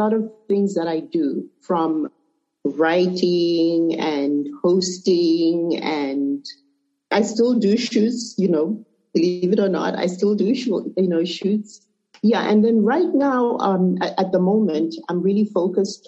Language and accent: English; Lusaka, Zambia; moved away as an adult; also born or lived in Zimbabwe; now in Dallas, United States; I'm originally from Zimbabwe, but I was born in Zambia. So my heritage is both Zimbabwean and Zambian.